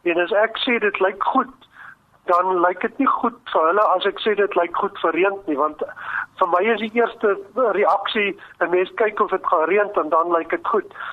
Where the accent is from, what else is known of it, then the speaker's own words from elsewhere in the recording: Free State, South Africa; ek dink omdat ek maar 'n plaasseun is en ek het hier in die Wes-Vrystaat groot geword en veral in die droogtejare hier van 1965 uh, eh, het 'n geweldige indruk op my gemaak